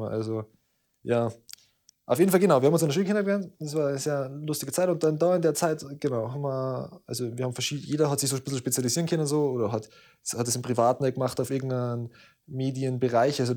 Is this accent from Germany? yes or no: yes; Southern Germany, Germany; ich komme aus Mellig. Ähm, das ist ein kleines Kaff am Arsch der Welt, ähm, am unteren Ende von Deutschland.